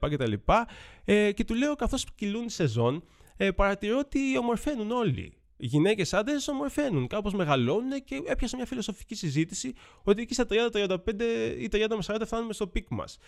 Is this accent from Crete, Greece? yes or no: no; Athens, Attica, Greece; τα 39 χρόνια τη ζωή μου τα έχω περάσει όλα στην Αθήνα. Γεννήθηκα στα Πετράλωνα, μεγάλωσα στου Αμπελόκηπους